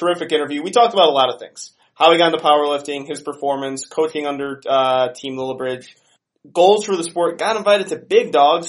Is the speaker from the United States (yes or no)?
yes; Lamont, United States; I'm from Lamont. Yeah. I had to like grow up pronouncing Polish people's horrible names.